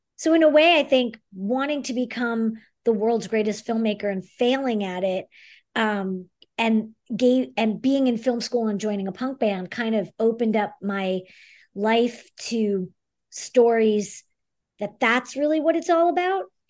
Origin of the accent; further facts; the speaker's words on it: New York City, New York, United States; moved away as an adult; also born or lived in Montreal, Canada; now in Los Angeles, United States; I grew up in the Bronx, and um, I went to the High School Performing Arts, which is now LaGuardia